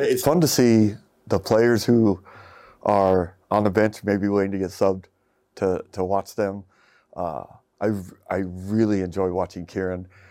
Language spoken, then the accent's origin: English; United States; as an American who doesn't get exposed to football like it's really meant to be